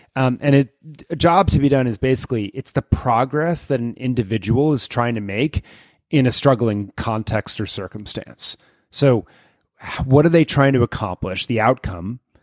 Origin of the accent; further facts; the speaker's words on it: Lexington, Massachusetts, United States; my hometown of Lexington, Massachusetts